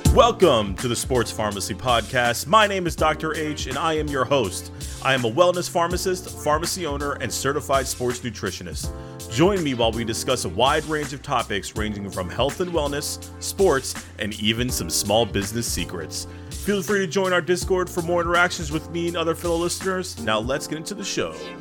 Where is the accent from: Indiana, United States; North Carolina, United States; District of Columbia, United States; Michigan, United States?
North Carolina, United States; Greensboro; I was b-, born and raised right there